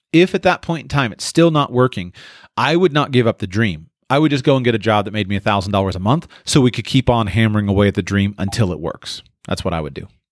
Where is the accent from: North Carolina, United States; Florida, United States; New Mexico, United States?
Florida, United States; moved away; I was from Florida